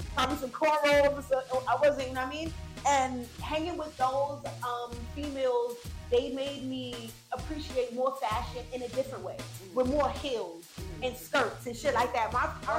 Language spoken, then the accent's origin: English; Jamaica; I'm Jamaican, so I love skin out my boom boom.